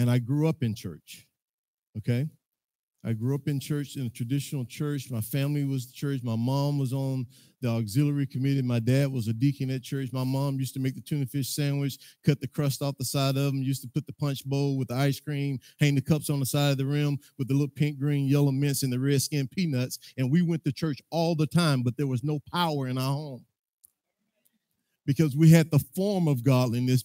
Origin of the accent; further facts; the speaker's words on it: Mississippi, United States; now in McKinney, United States; I'm from McKinney, Texas. Well, I'm actually from Mississippi by way of Texas